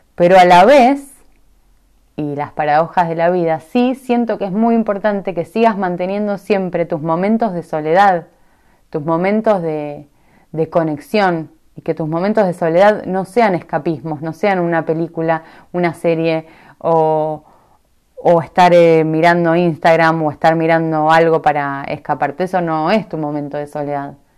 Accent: Argentina; moved away as an adult; also born or lived in Puerto Madryn, Argentina; me fui siendo muy joven de Argentina, me fui siendo, no sé, creo que tenía 21 años cuando me fui por primera vez del país a vivir a otro lado

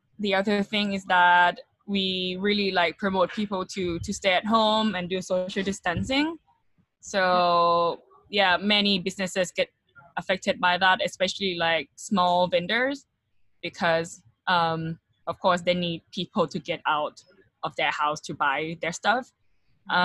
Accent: Thailand; now in Bangkok, Thailand; I'm from Thailand.

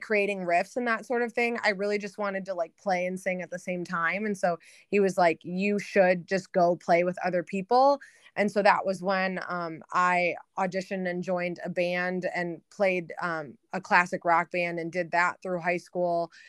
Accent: outer Metro Detroit, Michigan, United States; I'm born and raised in Michigan. Um, I guess, like, outer Metro Detroit

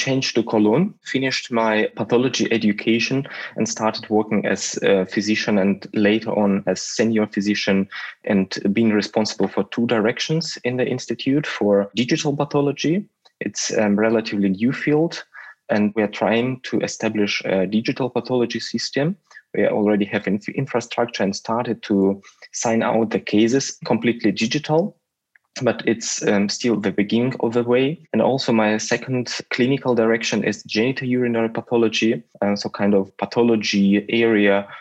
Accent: Russia; moved away; And I come from Russia

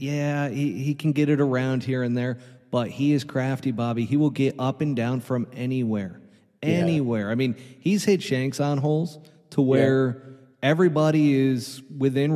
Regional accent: New York, United States; I grew up in New York

